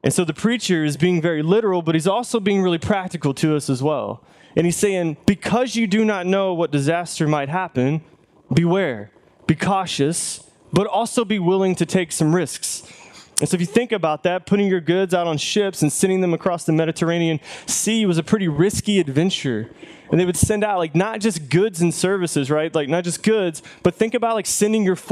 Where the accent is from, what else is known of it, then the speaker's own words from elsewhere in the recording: the South, United States; We're from the South